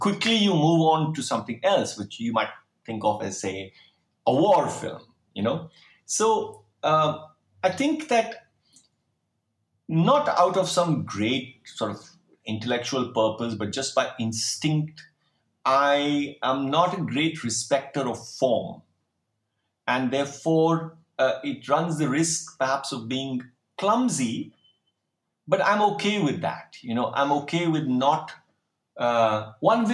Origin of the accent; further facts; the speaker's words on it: Delhi, India; growing up in Delhi